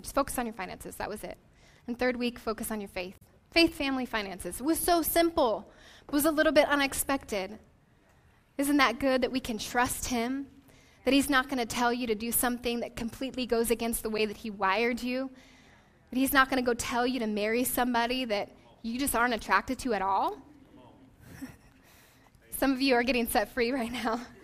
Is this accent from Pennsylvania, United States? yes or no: no; Portland, Oregon, United States; moved away as an adult; also born or lived in Las Vegas, Nevada; now in San Diego, United States; we were uh, born and raised in Portland, Oregon